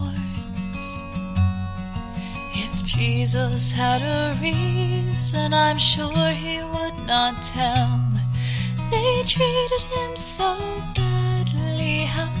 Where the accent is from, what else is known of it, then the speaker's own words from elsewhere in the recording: Orillia, Ontario, Canada; I grew up just outside of Orillia, Ontario